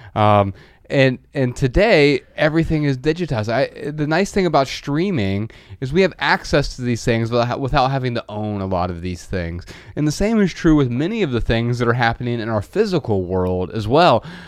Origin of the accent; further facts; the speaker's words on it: Midwest, United States; now in Los Angeles, United States; growing up in the Midwest